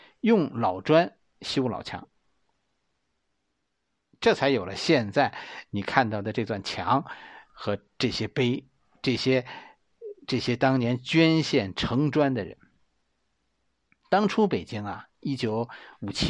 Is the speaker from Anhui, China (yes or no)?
no; Beijing, China; 作为一个北京人